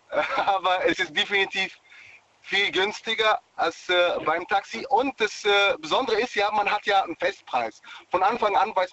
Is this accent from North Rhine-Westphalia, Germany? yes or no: no; Darmstadt, Hesse, Germany; also ich komme auch nicht ursprünglich aus Düsseldorf, äh, komme ursprünglich aus Darmstadt.